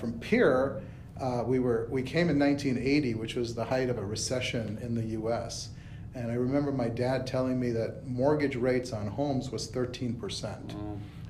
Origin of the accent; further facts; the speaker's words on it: South India, India; also born or lived in Bombay; So I was born there, lived there for about a year, and then ended up in South India with my parents. They actually ran a hotel.